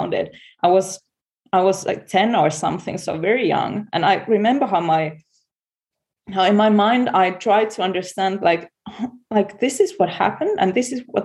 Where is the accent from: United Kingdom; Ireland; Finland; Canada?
Finland; I'm from Finland, and in Finland we're not Catholics, we're Lutheran